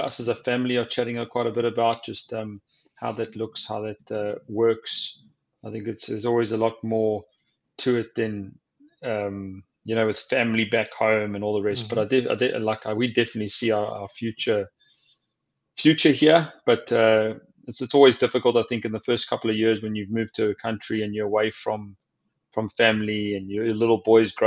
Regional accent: Durban, KwaZulu-Natal, South Africa; moved away as an adult; now in New England, United States; when I was in the Sharks and a schoolboy growing up in Durban

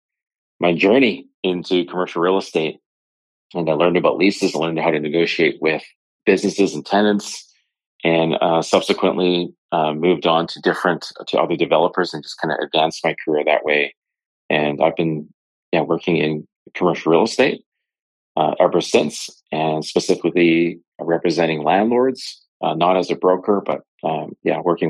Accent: Kamloops, British Columbia, Canada; now in Vancouver, Canada; Being a person that was born and raised in Kamloops, BC, and left there many years ago to come to Vancouver, which is now my home

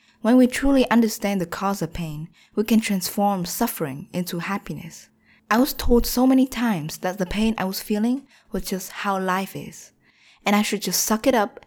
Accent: Vietnam; moved away; also born or lived in United States; plan to move to Vietnam, my home country

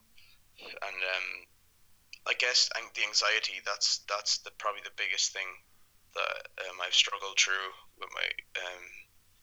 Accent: Ireland; I'm from Ireland

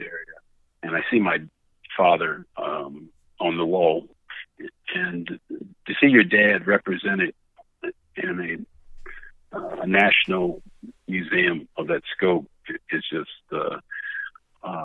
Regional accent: North Carolina, United States; I am from North Carolina, born and raised in North Carolina

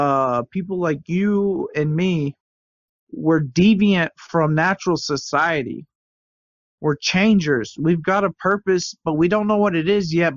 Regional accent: United States; now in Shenzhen, China; Well, also being an American in like, especially in Shenzhen, they do the exact same as well.

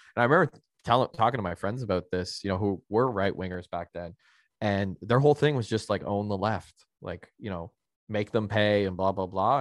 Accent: Canada; being a Canadian

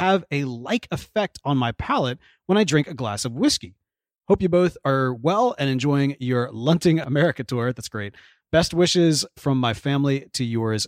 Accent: Houston, Texas, United States; we're here in Houston, Texas, my hometown

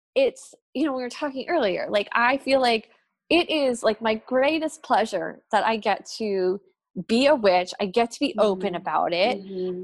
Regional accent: New Jersey, United States; I grew up in New Jersey in the suburbs

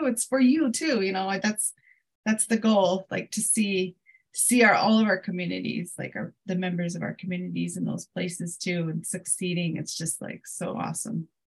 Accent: Crow Agency, Montana, United States; now in Billings, United States; I'm based out of um, Billings, Montana, which is about an hour from where I'm from, uh, the Crow Reservation, Crow Agency

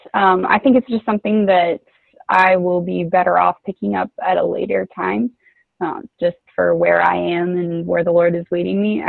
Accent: Washington, United States; I spent my entire high school growing up in Washington State.

